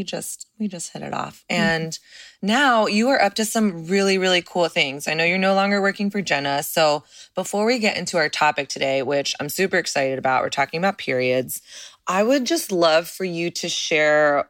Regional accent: Dallas, Texas, United States; I'm from Texas. I'm from Dallas

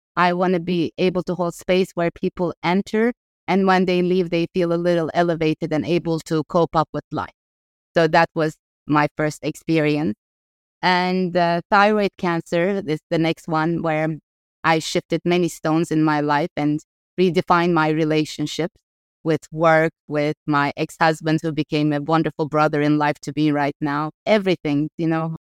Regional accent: Ankara, Turkey; moved away as an adult; also born or lived in Los Angeles; I grew up in Ankara

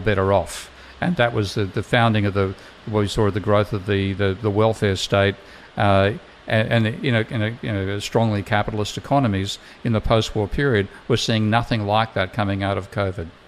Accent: Australia; being Australian

